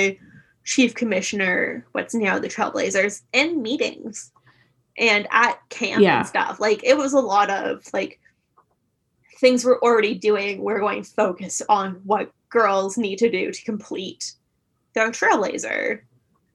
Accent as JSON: {"language": "English", "country": "Canada", "said": "Canadian Girl Guides"}